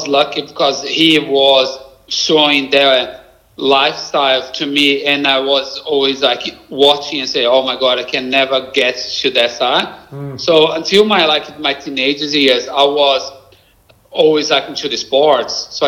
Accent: Brazil; accent: Brazilian; English is a second language; moved away as an adult; now in Australia; my Brazilian accent

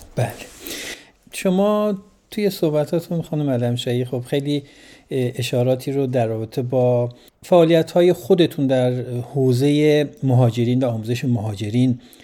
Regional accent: Iran; now in Sweden; ما هم به عنوان یه ایرانی از عضو جامعه ایرانی توی سوئد

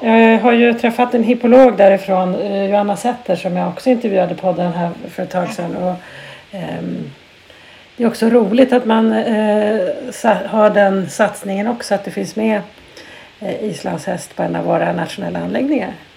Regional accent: Jämtland, Sweden; jag är ju uppvuxen i Jämtland

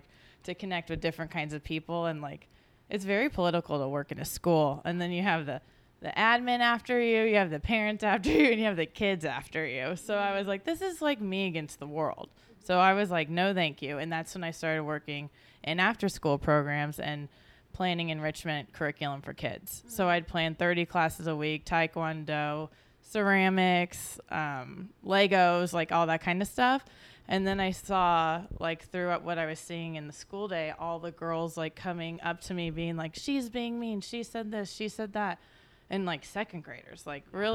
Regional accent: Missouri, United States; now in Los Angeles, United States; growing up in Missouri

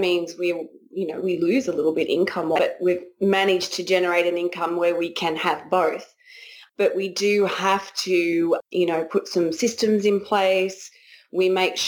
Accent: Australia; moved away as an adult; also born or lived in Raleigh, North Carolina; now in United States; we're Australian

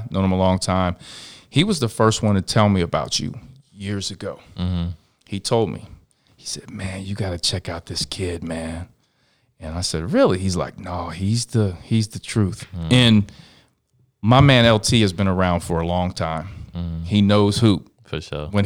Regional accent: Cincinnati, Ohio, United States; I grew up in Lower Price Hill slash uh, slash downtown area.

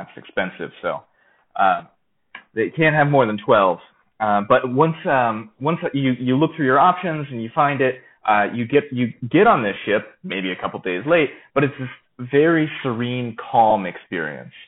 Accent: Florida, United States; I'm originally from Florida

